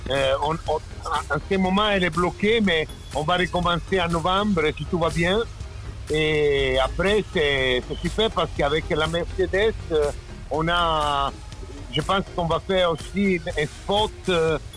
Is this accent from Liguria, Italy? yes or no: no; Rome, Lazio, Italy; French is a second language; moved away as an adult; also born or lived in Germany; je suis romain, donc je suis né à Rome, c'est ma, c'est, ma ville, disons. Mais c'est pas, c'est pas, c'est pas dans la ville, c'est à la mer. Ça veut dire 20 km de Rome.